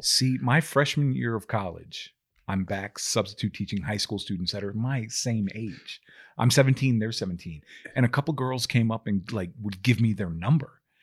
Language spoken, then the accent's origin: English; Maryland, United States